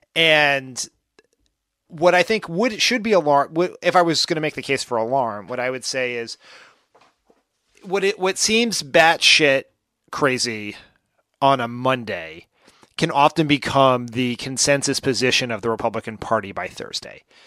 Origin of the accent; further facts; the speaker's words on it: Delaware, United States; my home state of Delaware